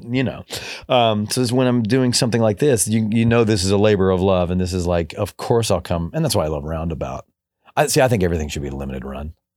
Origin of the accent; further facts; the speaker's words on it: Kentucky, United States; moved away; growing up in Kentucky, we listened to absolutely no country music in my family